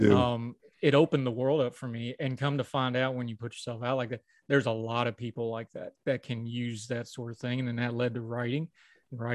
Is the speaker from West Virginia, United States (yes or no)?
yes; West Virginia, United States; moved away as an adult; Wound up back in my hometown working at Walmart